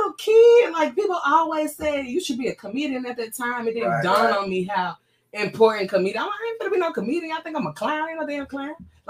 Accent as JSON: {"language": "English", "town": "Chattanooga", "region": "Tennessee", "country": "United States", "tie": "born or raised there", "said": "I'm from Chattanooga, born and raised."}